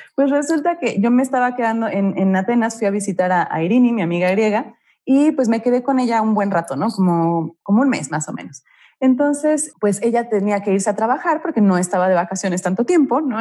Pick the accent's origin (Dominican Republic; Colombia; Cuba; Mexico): Mexico; moved away; also born or lived in Glasgow, Scotland; de México